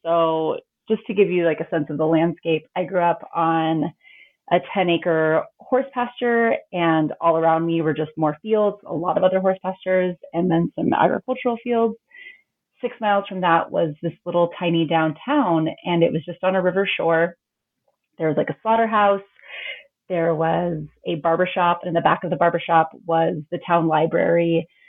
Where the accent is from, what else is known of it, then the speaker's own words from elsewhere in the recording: Eagle, Idaho, United States; I grew up in this really, I think, kind of darling, rustic, gritty little town that I loved.